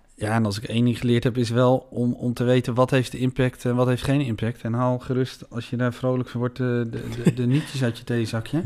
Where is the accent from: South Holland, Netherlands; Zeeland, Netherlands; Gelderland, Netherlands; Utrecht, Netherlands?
Utrecht, Netherlands; Veenendaal; We zitten hier in Senedal, ik ben hier geboren. Ik heb hier mijn hele leven gewoond.